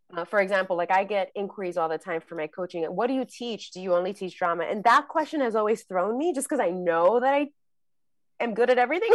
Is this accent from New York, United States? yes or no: yes; New York City, New York, United States; I grew up in the Bronx and, um, New York